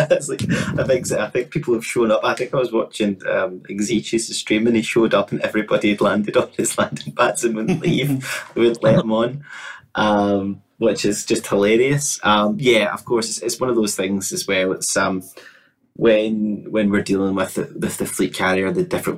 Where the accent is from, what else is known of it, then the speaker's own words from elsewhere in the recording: Glasgow, Scotland, United Kingdom; moved away as an adult; also born or lived in Cambridge; I'm from Glasgow, and Glasgow is a very beautiful city, but we're known for being quite rough